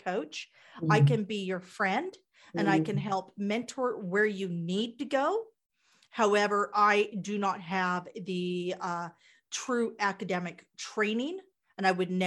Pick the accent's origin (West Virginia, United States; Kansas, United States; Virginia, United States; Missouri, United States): Kansas, United States; I'm from Kansas